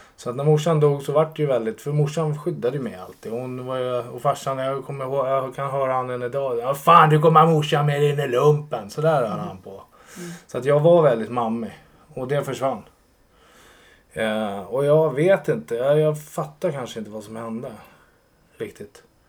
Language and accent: Swedish; Sollentuna, Stockholm County, Sweden; Jag är uppväxt i Sollentuna